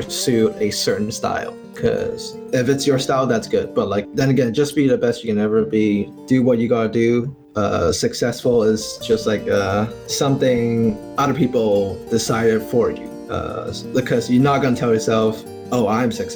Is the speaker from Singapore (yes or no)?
no; Hong Kong; I'm from Hong Kong